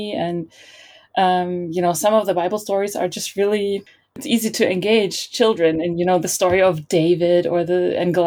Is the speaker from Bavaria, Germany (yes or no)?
no; Berlin, Germany; I was born and raised in Berlin